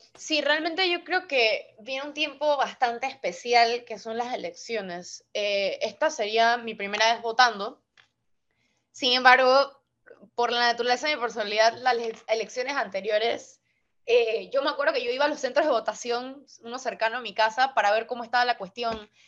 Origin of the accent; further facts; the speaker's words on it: Panama City, Panama; como soy una capitalina, no vivo en el interior